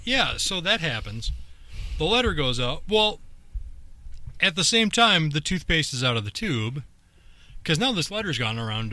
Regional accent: Northern Ireland, United Kingdom; But at the same time, I am Northern Irish, and I'm a deviant.

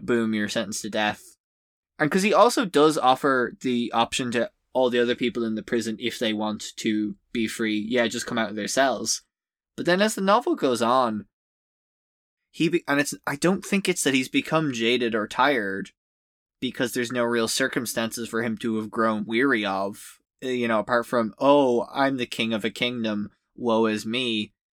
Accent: Ireland; as an Irish person whose country has suffered

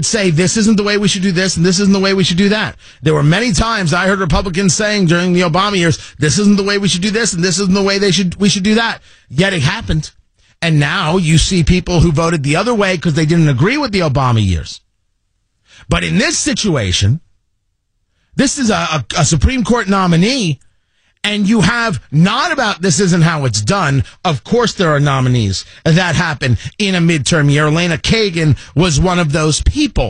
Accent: New Jersey, United States; I grew up in New Jersey

